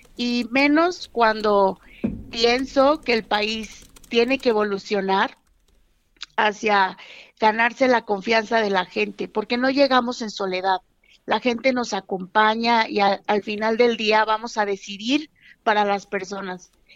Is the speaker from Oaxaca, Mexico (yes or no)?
no; Nuevo León, Mexico; representar a Nuevo León, mi estado